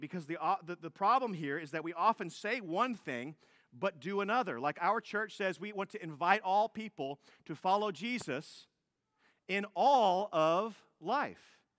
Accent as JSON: {"language": "English", "country": "United States", "also_born_or_lived": "Fort Bend County, Texas", "said": "as Americans"}